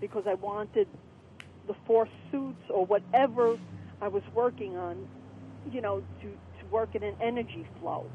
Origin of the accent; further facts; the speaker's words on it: New York City, New York, United States; I was brought up in Coney Island